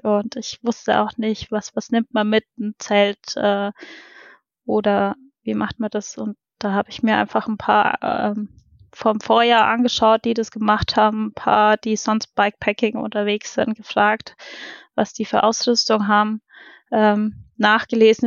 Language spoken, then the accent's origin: German; Roth, Bavaria, Germany; komme aus Rot